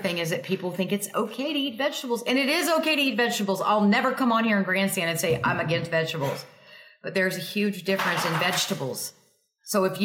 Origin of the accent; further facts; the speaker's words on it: Texas, United States; I'm from Texas